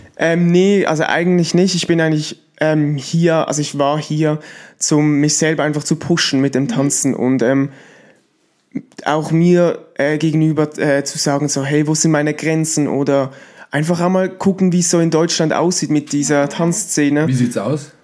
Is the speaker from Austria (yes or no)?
no; Switzerland; ich bin aus der Schweiz